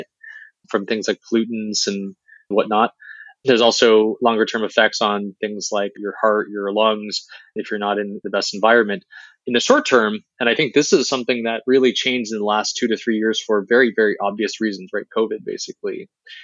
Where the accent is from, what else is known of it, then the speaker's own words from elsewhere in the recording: Beijing, China; moved away; I was born in Beijing